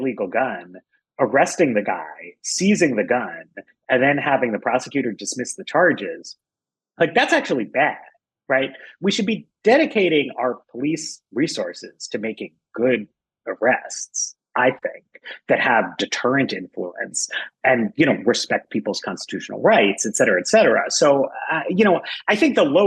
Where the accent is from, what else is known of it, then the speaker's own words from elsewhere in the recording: New York City, New York, United States; I was a kid. I grew up in New York and Rudy Giuliani was mayor